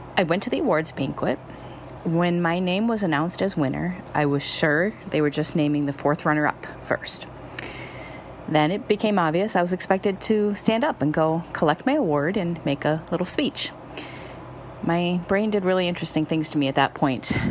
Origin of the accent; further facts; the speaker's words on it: Minneapolis, Minnesota, United States; I'm from Minneapolis